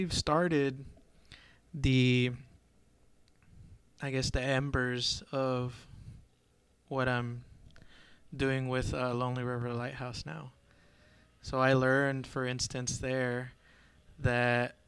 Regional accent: Azusa, California, United States; I'm originally from Southern California, in a little town right outside of LA known as Azusa

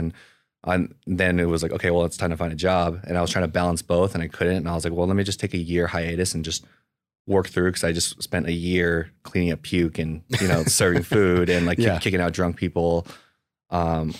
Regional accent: Pasadena, California, United States; So I was born in Pasadena, California. It's a pretty affluent area, so they call it the Asian Beverly Hills. I was literally grew up with 80% Asians throughout my whole school life.

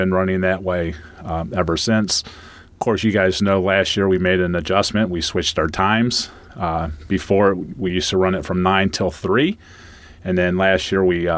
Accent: Mogadore, Ohio, United States; moved away; I come from Mogador

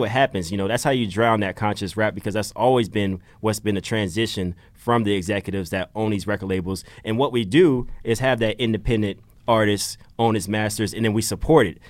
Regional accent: Georgia, United States; moved away as an adult; now in Philadelphia, United States; I'm new to Philly. I'm from Georgia

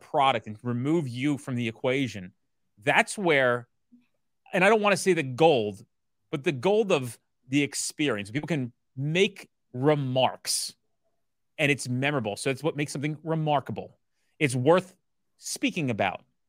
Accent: New Jersey, United States; I'm from Jersey

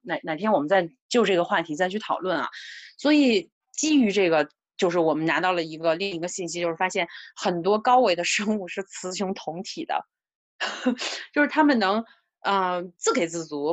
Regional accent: China; 作为中国人来说，我们的这个传统文化也好

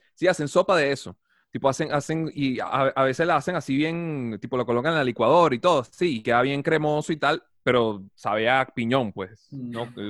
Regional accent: Guatire, Miranda, Venezuela; moved away as an adult; now in Colombo, Brazil; yo vengo de Caracas, Guatire

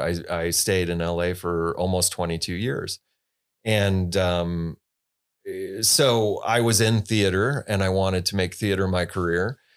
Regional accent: Holland, Michigan, United States; also born or lived in Los Angeles, United States; now in Traverse City, United States; I grew up in Michigan, uh, in Holland, Michigan, in West Michigan downstate

